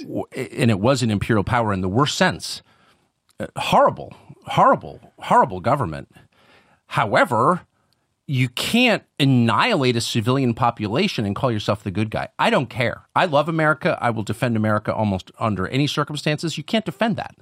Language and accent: English; United States; I'm an American